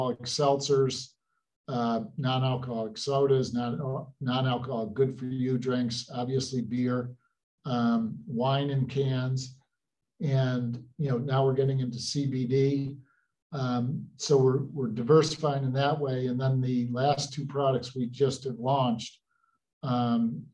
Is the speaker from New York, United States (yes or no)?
yes; Utica, New York, United States; Growing up in Utica area, I'm one of six